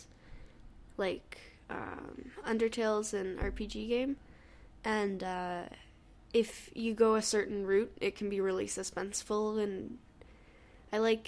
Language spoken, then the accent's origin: English; Hamilton, Ontario, Canada; Ontario. Hamilton